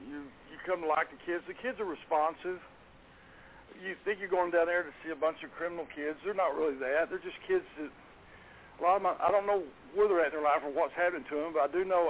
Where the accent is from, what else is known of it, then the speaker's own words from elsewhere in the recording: Garland, Texas, United States; I grew up in Garland, Texas. I've lived in Garland all my life.